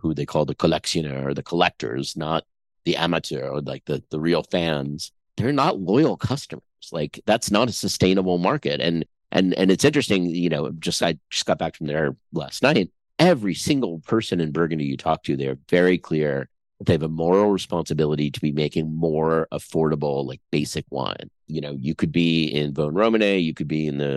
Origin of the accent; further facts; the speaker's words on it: New York, United States; I grew up in New York